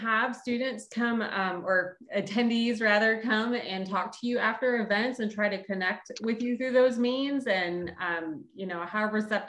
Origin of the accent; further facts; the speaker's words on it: Florida, United States; I'm coming from Florida myself